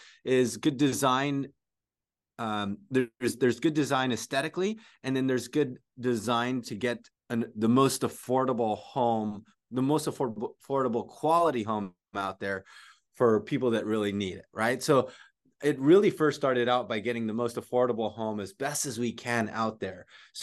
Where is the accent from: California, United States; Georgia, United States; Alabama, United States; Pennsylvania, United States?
California, United States; San Jose; also born or lived in Philippines; I came here from the Philippines, grew up. I actually moved to San Jose straight from the Philippines at a young age, and was in an unfortunate housing situation where my parents split up, lost a house.